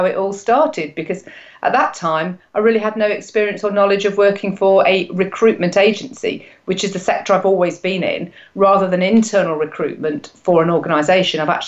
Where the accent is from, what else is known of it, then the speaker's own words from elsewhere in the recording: Nottingham, East Midlands, United Kingdom; I am from Nottingham, but that's Nottingham, England, because I know there's a Nottingham in the States as well. I've been here all my life